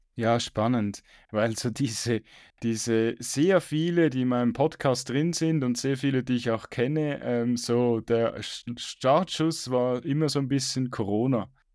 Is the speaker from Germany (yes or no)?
no; Switzerland; Bei uns in der Schweiz